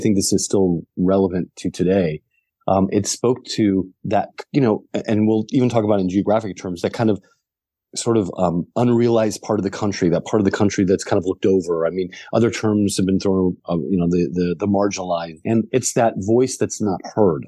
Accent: the Ozarks, United States; the same region of the country that I'm from the Ozarks

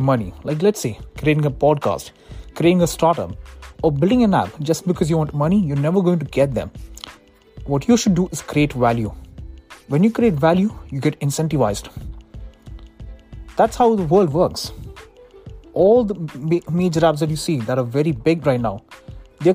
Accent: Dubai, United Arab Emirates; moved away as an adult; now in United States; I was born on November 12, 1998 in Dubai. And that's where I lived my entire life before moving to the United States for my studies.

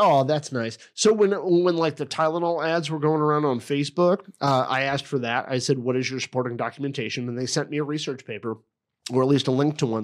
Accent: Effingham, Illinois, United States; I was born in Effingham, Illinois

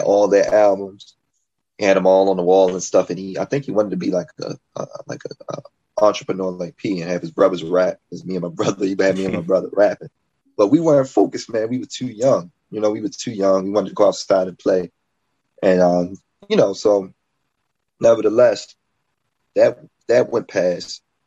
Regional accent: Baltimore, Maryland, United States; I'm an MC from Baltimore, Maryland

